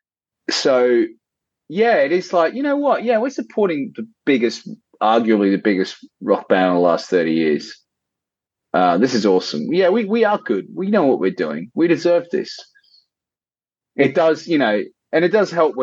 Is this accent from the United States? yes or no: no; Australia; being a kid growing up in Australia